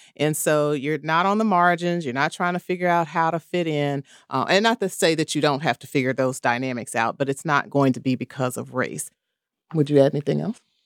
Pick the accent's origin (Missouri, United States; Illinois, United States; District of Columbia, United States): Missouri, United States; Kansas City; I am from the Midwest, Kansas City, Missouri